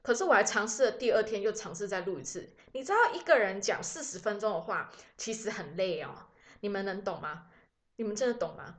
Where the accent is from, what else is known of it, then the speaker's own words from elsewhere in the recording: Taiwan; 我们台湾人本来就是比较遵守，follow the rule 的那个族群